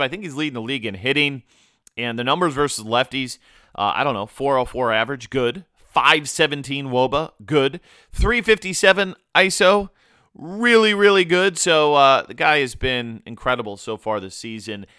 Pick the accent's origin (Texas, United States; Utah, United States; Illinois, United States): Illinois, United States; Chicago; moved away as an adult; now in Florida, United States; I'll be heading up to Chi Town for that, my hometown